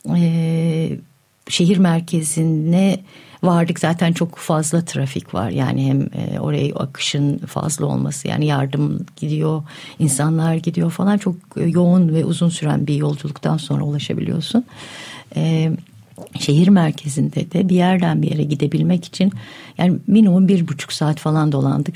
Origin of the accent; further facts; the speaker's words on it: Yalova, Turkey; ben Yalovalıyım